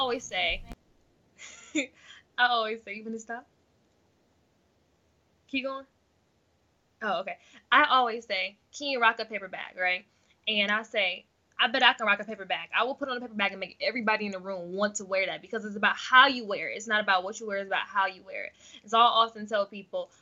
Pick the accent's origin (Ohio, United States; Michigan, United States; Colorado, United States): Ohio, United States; Akron; also born or lived in Chicago